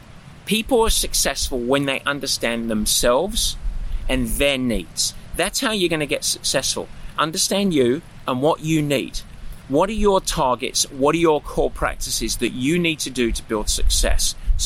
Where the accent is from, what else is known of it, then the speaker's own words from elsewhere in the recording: England, United Kingdom; yogurts or yogurts, thank you very much, I'm English